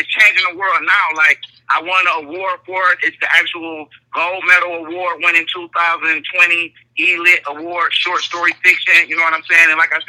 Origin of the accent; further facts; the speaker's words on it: Inkster, Michigan, United States; I'm from Inkster, Michigan. That's 20 minutes outside of Detroit.